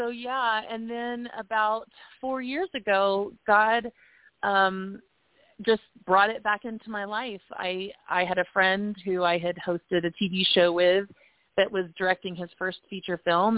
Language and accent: English; Tulsa, Oklahoma, United States; moved away as an adult; also born or lived in Los Angeles, California; now in Colorado Springs, United States; I grew up in Oklahoma